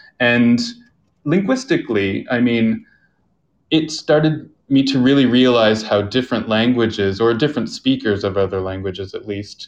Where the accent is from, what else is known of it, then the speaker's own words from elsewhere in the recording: Canada; moved away as an adult; also born or lived in South Korea; yes, I'm Canadian, but I don't feel just Canadian. I feel everywhere guy.